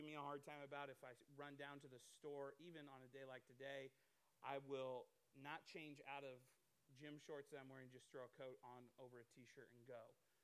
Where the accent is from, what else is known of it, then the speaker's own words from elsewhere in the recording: Iowa, United States; I'm from Iowa. I grew up there